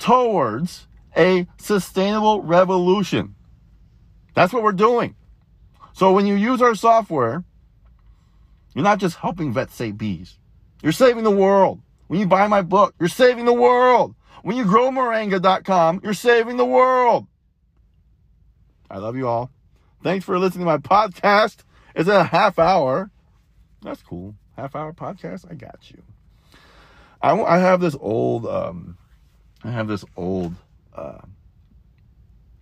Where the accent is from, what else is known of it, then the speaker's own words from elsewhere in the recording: Texas, United States; now in Florida, United States; I grew up in Texas